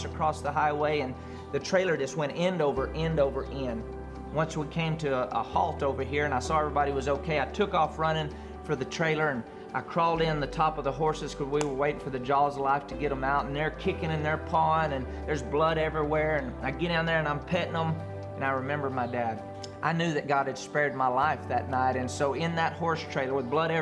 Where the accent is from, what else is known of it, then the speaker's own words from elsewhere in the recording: Andrews, Texas, United States; I grew up in Andrews, Texas in a great family